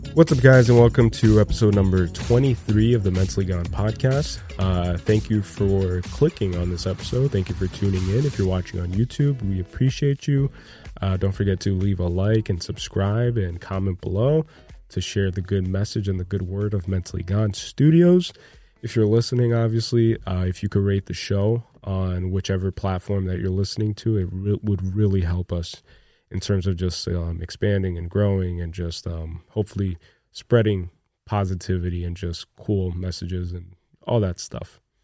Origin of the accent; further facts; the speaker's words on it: New Jersey, United States; we're also from Jersey